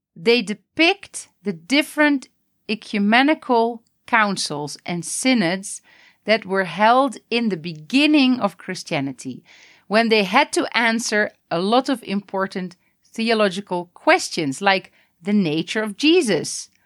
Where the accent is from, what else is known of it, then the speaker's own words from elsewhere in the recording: Netherlands; now in Palestine; I'm originally from the Netherlands